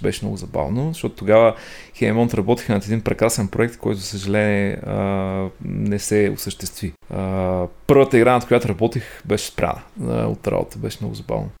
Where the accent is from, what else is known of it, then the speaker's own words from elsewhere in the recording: Ruse, Ruse Province, Bulgaria; роден съм в Русе, отраснал съм а, там.